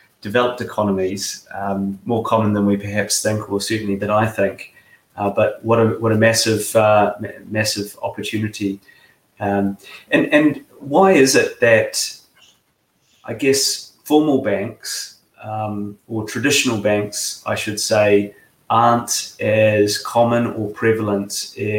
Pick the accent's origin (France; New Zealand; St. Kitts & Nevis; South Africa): New Zealand; now in United Kingdom; I grew up in New Zealand, I live in the UK.